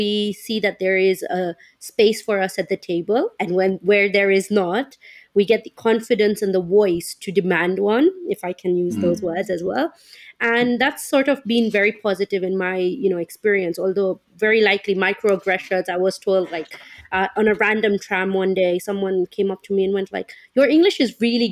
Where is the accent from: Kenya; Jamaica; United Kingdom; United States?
Kenya; I grew up in Kenya. I'm of Indian descent as well